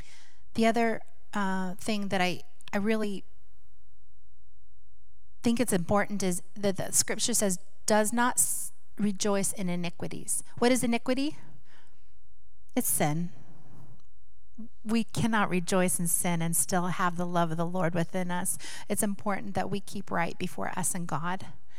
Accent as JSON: {"language": "English", "town": "Seattle", "region": "Washington", "country": "United States", "said": "Years ago, many of you know we're from Seattle, Washington."}